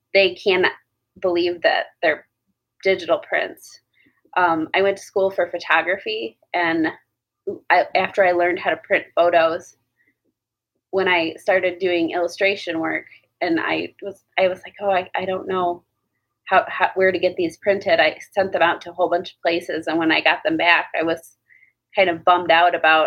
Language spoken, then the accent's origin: English; Westland, Michigan, United States; also born or lived in Canton, Michigan / Hamtramck, Michigan; I grew up in Westland and then moved to Canton when I was 14. And then as soon as I turned 18, I moved to Hamtramck.